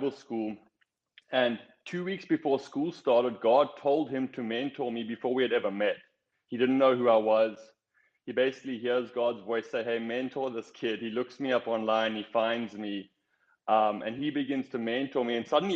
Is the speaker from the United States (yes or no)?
no; South Africa; moved away as an adult; I grew up in South Africa.